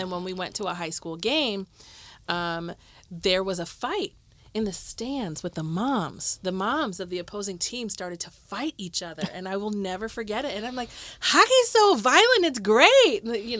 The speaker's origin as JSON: {"language": "English", "town": "Cleveland", "region": "Ohio", "country": "United States", "said": "And I'm from Cleveland"}